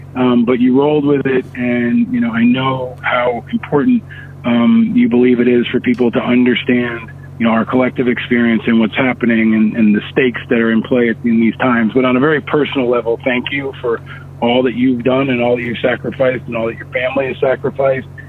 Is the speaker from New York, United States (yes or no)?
yes; Upstate New York, United States; born or raised there; also born or lived in Manhattan, New York